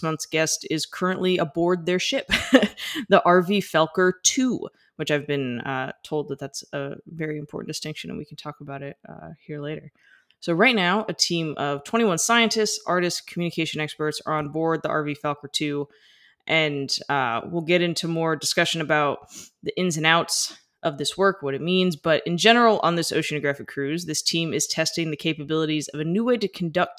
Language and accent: English; United States; I'm an American and we didn't grow up on the metric system